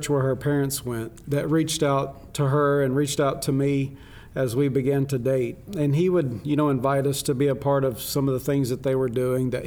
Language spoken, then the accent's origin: English; Arkansas, United States; moved away as an adult; now in Philippines; I grew up mainly in Arkansas